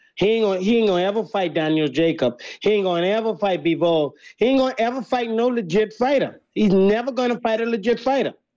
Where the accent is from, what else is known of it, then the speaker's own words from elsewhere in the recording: Bahamas; I'm from the Bahamas